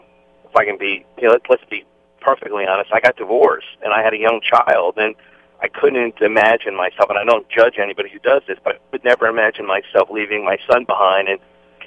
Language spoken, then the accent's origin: English; New Jersey, United States; I grew up in New Jersey